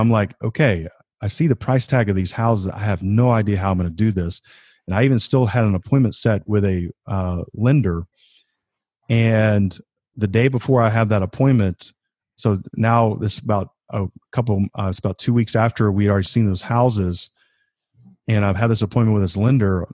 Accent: Georgia, United States; moved away as an adult; also born or lived in South Carolina; I grew up in Georgia.

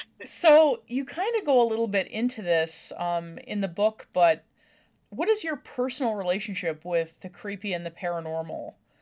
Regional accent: Newfoundland and Labrador, Canada; I'm originally from Newfoundland in Canada

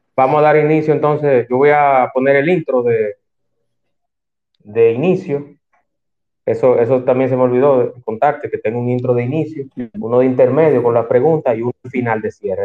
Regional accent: Santo Domingo, Distrito Nacional, Dominican Republic; moved away as an adult; now in Punta Cana, Dominican Republic; yo nací y me crié en Santo Domingo. Lo que pasa es que yo vivo aquí en Punta Cana hace un tiempo.

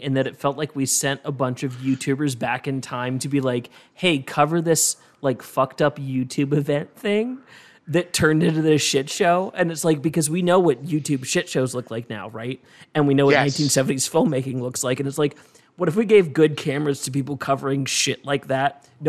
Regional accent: Martinsburg, West Virginia, United States; Like I'm from Martinsburg, West Virginia.

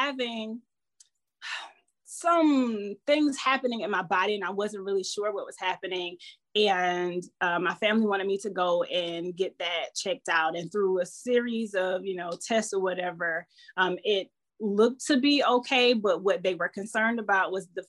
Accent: Southeast Georgia, United States; now in Virginia, United States; I am a country girl born and raised in Georgia, Southeast Georgia

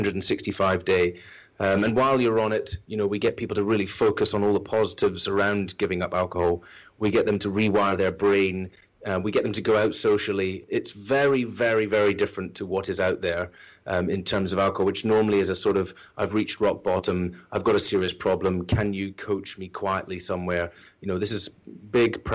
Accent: islands off the west coast of Scotland, United Kingdom; now in London, United Kingdom; being Scottish and from the islands off the west coast of Scotland

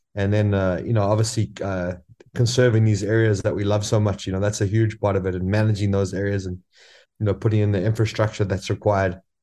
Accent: South Africa; moved away as an adult; also born or lived in Tanzania; I'm originally from South Africa and, uh, I finished school and went straight up to Tanzania

